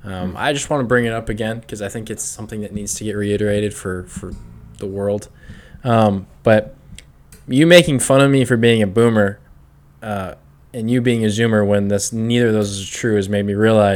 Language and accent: English; United Kingdom; We're British, so.